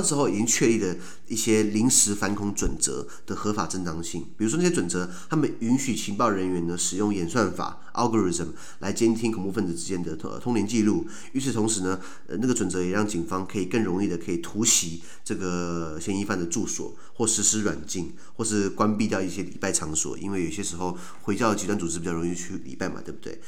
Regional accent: United States; 为什么我们美国人讲的这个叫做呃 anti-terrorism 或是 counter-insurgency

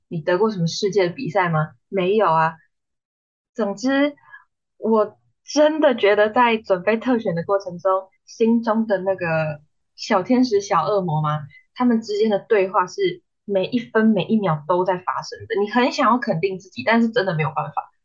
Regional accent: New Taipei, Taiwan; moved away as an adult; now in Hsinchu, Taiwan; 因为我是新北人，然后我来新竹读书

